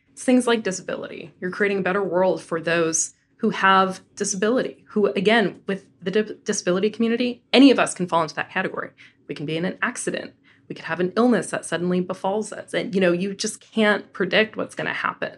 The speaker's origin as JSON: {"language": "English", "town": "Denver", "region": "Colorado", "country": "United States", "tie": "born or raised there", "moved": "yes", "said": "I am a very proud Coloradan. So born and raised in Denver"}